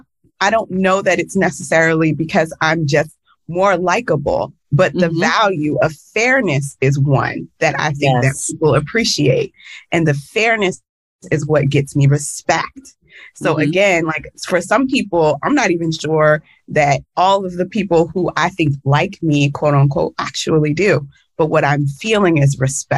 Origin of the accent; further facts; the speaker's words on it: the South, United States; as a Black girl, growing up in the United States and especially in the South